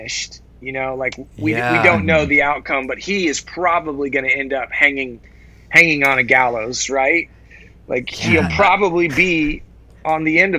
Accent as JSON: {"language": "English", "town": "Santa Cruz", "region": "California", "country": "United States", "said": "I'm from Northern California. Yeah, I'm from Santa Cruz."}